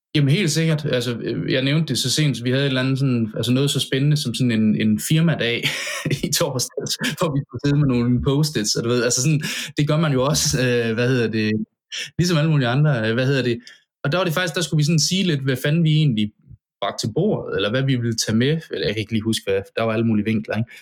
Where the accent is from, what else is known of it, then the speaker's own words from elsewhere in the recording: Central Jutland, Central Denmark Region, Denmark; moved away as an adult; jeg, altså, fem hundrede meter fra mit barndomshjem